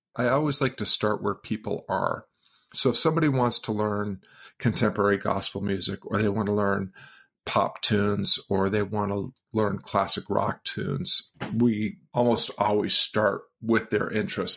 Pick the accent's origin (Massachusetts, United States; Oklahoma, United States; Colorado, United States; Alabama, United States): Massachusetts, United States; outside of Boston, then outside of Springfield; I grew up outside of Boston and then outside of Springfield, Massachusetts